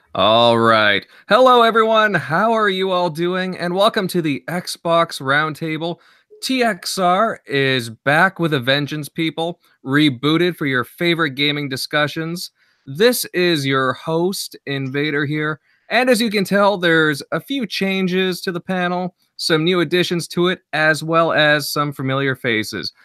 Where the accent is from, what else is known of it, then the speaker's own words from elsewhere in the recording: Southern Ontario, Canada; I'm from Ontario, so, uh, like, Southern Ontario